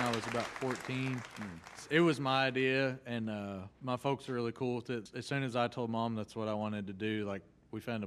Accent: Casey County, Kentucky, United States; We were in Casey County on about 10 acres

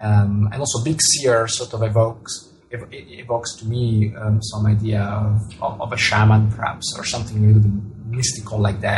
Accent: Italy; first language Italian; English is a second language; Well, telescope in Italian, which is my mother tongue, is masculine.

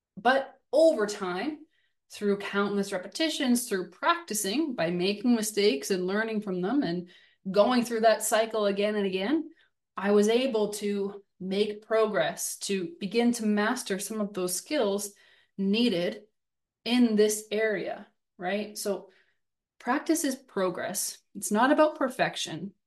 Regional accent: Southern Ontario, Canada; growing up in Southern Ontario

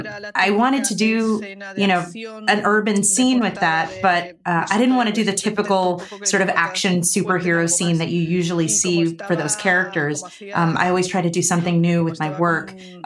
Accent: Spain; It's, you know, I'm from Spain, and that's a thing that maybe isn't a mainstream pose that would be recognizable around the world, but anybody here in Spain would definitely recognize that that's a flamenco pose.

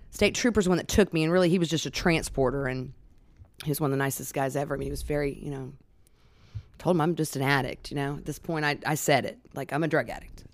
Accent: Alaska, United States; I was born and raised in Alaska

